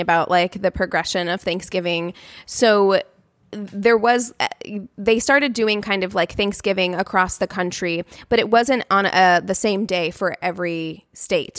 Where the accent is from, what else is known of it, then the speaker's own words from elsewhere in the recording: United States; we are American